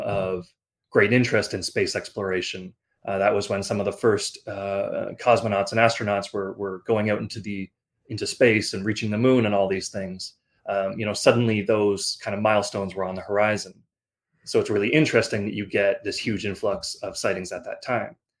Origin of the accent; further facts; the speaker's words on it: Canada; I am a Canadian. I'm living in Toronto right now.